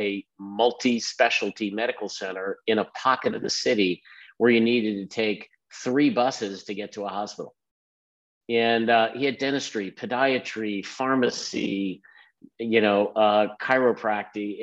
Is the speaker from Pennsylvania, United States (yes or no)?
yes; Philadelphia, Pennsylvania, United States; moved away; also born or lived in Bay Area / Maryland; born and raised in Philadelphia, son of a physician.